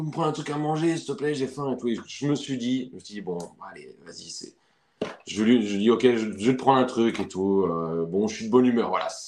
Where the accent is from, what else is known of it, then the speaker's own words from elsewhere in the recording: France; now in United States; quand j'ai quitté la France, c'est là que j'ai senti le déchirement profond.